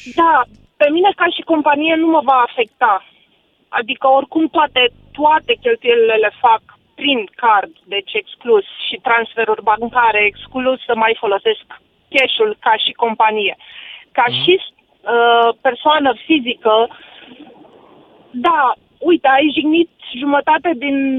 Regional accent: Tulcea, Tulcea County, Romania; also born or lived in Cluj; now in Cluj-Napoca, Romania; sunt din Tulcea

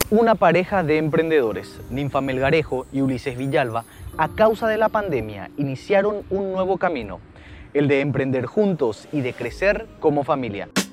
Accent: Fernando de la Mora, Central, Paraguay; soy de la ciudad de Fernando

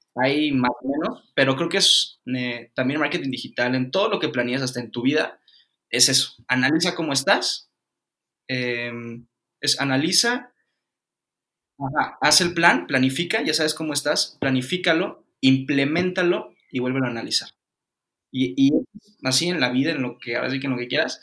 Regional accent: Cancún, Quintana Roo, Mexico; yo soy de Cancún, soy nacido en Cancún

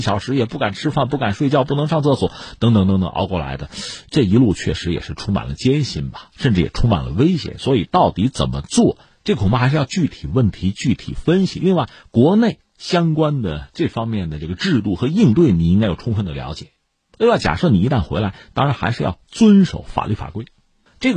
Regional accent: China; 我们是中国人，

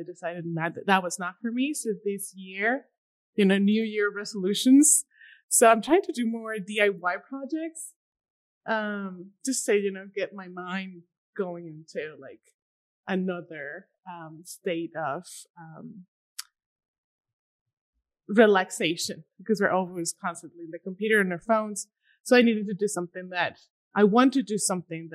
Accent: Durango, Mexico; English is a second language; moved away as an adult; also born or lived in Maine / New York; now in El Paso, United States; I'm originally from Durango. It's a small town in Mexico, Durango, Mexico. I decided to come to the States to learn English.

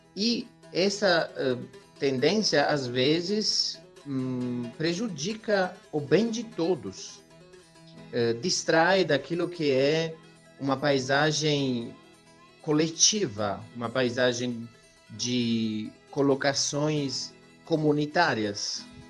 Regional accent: Italy; Portuguese is a second language; moved away as an adult; now in Brazil; sou italiano e estou no Brasil há 10 anos

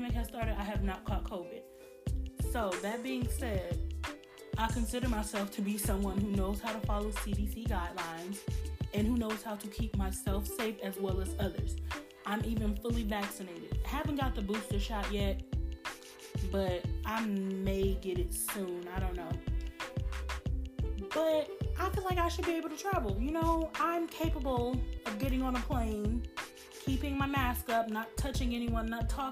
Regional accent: Chicago, Illinois, United States; moved away; home is Chicago. Me and all my siblings were born and raised in Chicago

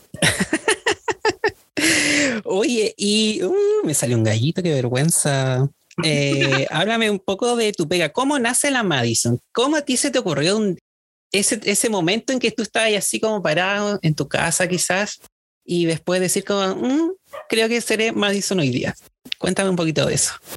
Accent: Viña del Mar, Valparaíso, Chile; yo soy de Viña

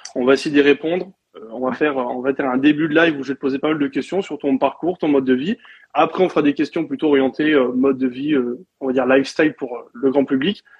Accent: France; moved away as an adult; also born or lived in Australia; je suis parti de la France

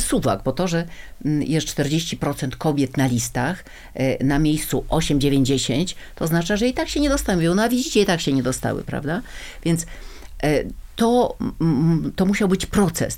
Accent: Gdańsk, Pomeranian Voivodeship, Poland; now in Warsaw, Poland; Urodziłam się w Gdańsku, większość mojego życia spędziłam w Warszawie

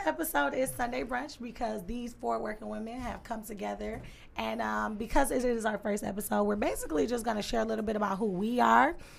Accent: Detroit, Michigan, United States; I'm from the East Side, born and raised on the East Side.

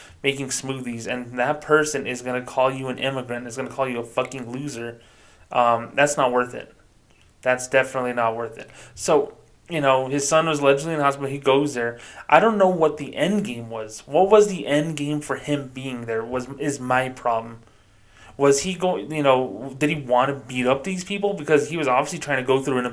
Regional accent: United States; also born or lived in New Mexico; I was born in America.

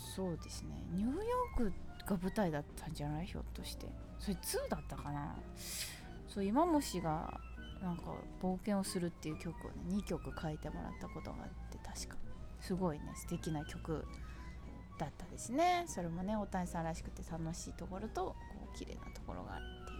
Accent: Chiba, Japan; now in New York, United States; 私千葉県出身なんで

